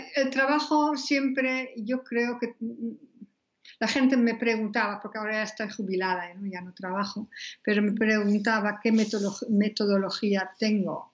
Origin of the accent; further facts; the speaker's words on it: Netherlands; now in Spain; soy holandesa.